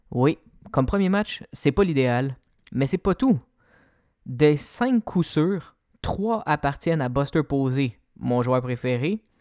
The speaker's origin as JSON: {"language": "French", "country": "Canada", "said": "c'est sûr que en tant que Canadien, le fait que les Blue Jays aient perdu, ça vient nous chercher"}